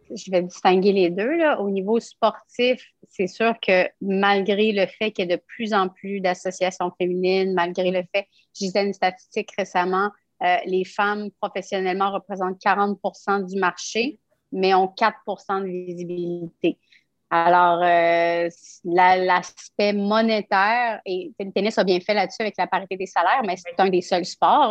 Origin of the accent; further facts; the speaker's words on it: Quebec City, Quebec, Canada; je suis une de Québec